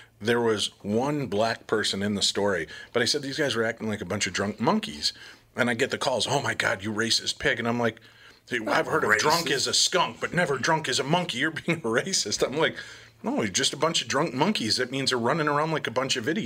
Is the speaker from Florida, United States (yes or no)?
no; near Chicago, Illinois, United States; I grew up near Chicago